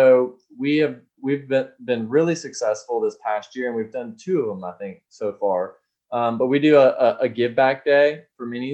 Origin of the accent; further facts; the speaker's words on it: Austin, Texas, United States; I'm from Austin